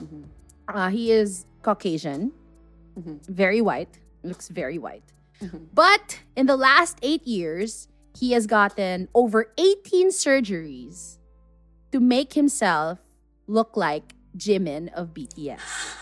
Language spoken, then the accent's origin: English; South Korea; but I do identify as Korean. I do look Korean. I do feel Korean. That's just my culture. That's my home country.